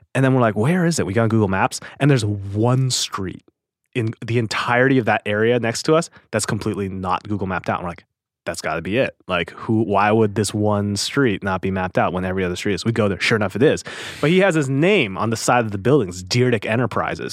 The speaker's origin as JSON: {"language": "English", "town": "Normandy Park", "region": "Washington", "country": "United States", "tie": "born or raised there", "said": "I was born in Seattle"}